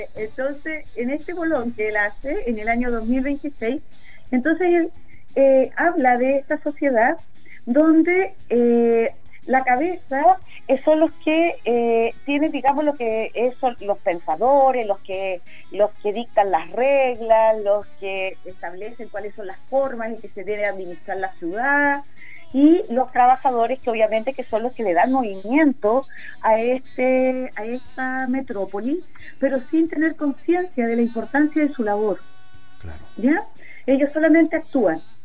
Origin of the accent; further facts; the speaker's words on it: Ancud, Los Lagos, Chile; moved away as an adult; now in Curicó, Chile; Chilota, nacida, criada en Chiloé y después ya me quedé, llevo más de 20 años viviendo